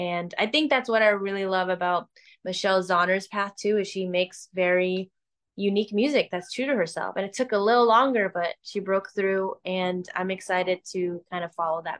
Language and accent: English; Chicago, Illinois, United States; Hey, I love Chicago. I grew up in Chicago. I would love